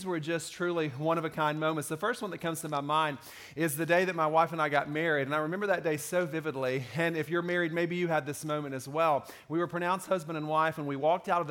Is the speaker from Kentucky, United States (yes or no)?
yes; Kentucky, United States; I grew up in Kentucky